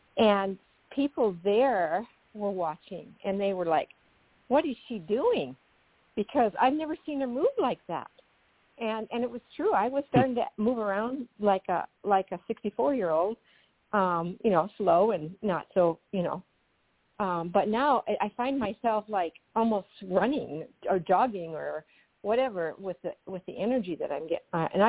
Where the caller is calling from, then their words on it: Aberdeen, South Dakota, United States; Aberdeen, South Dakota.